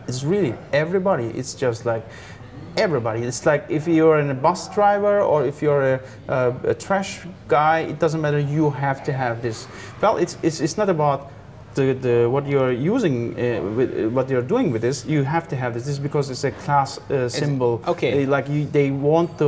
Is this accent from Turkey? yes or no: yes; Turkey; moved away; also born or lived in Austria; I come from Turkey